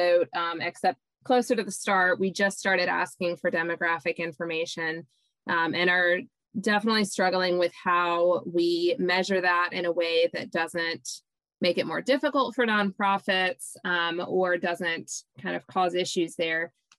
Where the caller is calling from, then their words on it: South Carolina, United States; I'm calling from the Coastal Community Foundation in South Carolina.